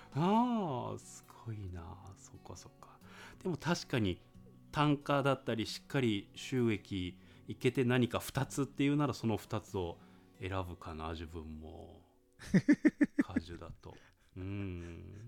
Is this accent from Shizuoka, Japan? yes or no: no; Fukuoka, Japan; 私福岡県なんですけど